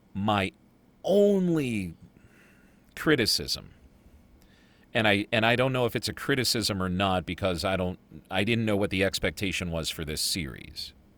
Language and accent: English; United States; I'm American.